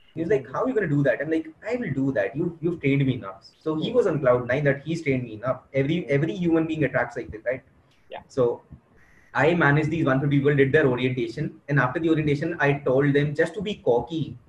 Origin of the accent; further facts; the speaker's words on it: Delhi, India; I am from Delhi, and I enjoyed my school life thoroughly.